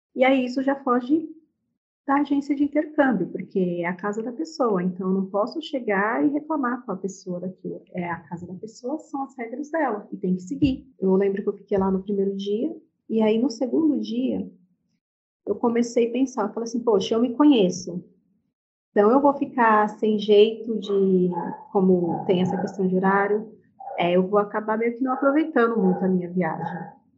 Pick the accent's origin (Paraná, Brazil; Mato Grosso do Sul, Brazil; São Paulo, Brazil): São Paulo, Brazil; Guarulhos; now in Arujá, Brazil; nasci em Guarulhos, São Paulo. É, atualmente moro em Arujá.